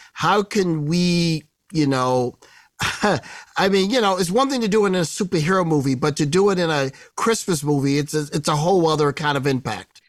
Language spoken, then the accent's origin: English; Midwest, United States; I grew up in the Midwest